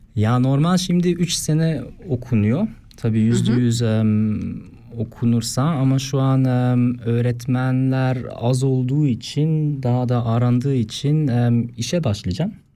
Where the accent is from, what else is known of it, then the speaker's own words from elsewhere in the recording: Oftringen, Aargau, Switzerland; okula gittim Oftringen'den.